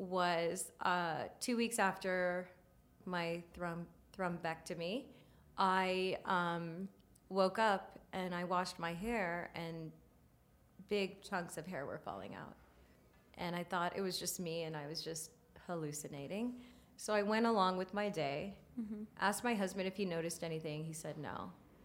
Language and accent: English; India; Yeah. I'm Indian.